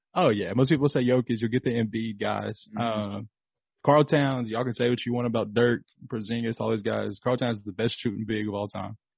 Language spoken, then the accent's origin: English; Kentucky, United States; I'm from Kentucky